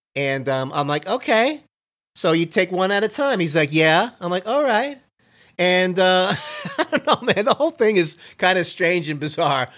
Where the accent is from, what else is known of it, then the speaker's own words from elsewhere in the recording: Miami, Florida, United States; moved away; also born or lived in Canada; growing up in Miami